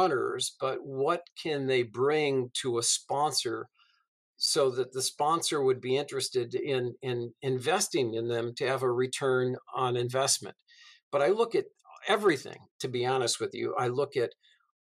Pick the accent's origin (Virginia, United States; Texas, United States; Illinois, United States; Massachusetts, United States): Massachusetts, United States; I grew up in Massachusetts back in the 70s